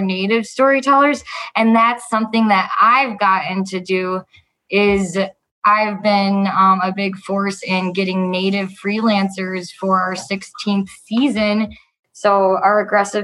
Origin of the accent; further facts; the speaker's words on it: Andover, Minnesota, United States; I grew up in Andover, Minnesota